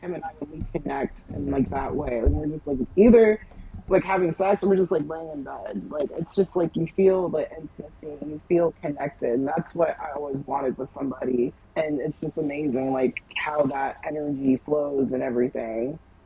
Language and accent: English; Jamaica; being Jamaican, like, my parents didn't allow